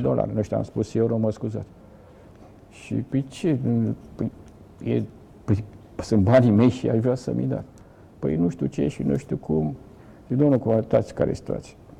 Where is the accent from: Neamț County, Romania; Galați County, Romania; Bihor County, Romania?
Galați County, Romania; Galați; moved away as an adult; also born or lived in Brăila / Bucharest; dar după un an de zile ne-am întors pentru că toate neamurile și tot ce... Toți gălățeni